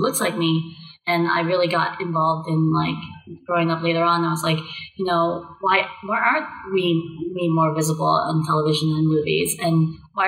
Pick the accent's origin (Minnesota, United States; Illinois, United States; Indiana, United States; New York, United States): New York, United States; New York City; moved away as an adult; now in California, United States; I grew up in Staten Island